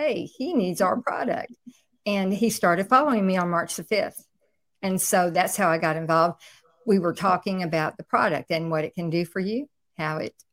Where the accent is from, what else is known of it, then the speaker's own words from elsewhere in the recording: Houston, Texas, United States; I'm from Houston, Texas